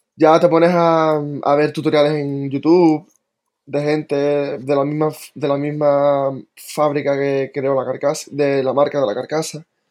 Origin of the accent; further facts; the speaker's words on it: Tarifa, Andalusia, Spain; nací aquí en Tarifa y siempre he vivido aquí